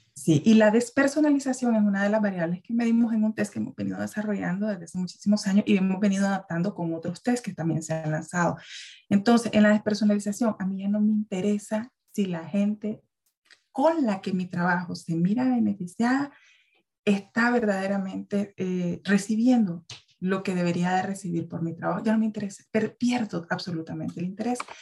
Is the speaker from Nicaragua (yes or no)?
yes; Nicaragua; also born or lived in Guatemala; now in Central America; yo soy una mujer nicaragüense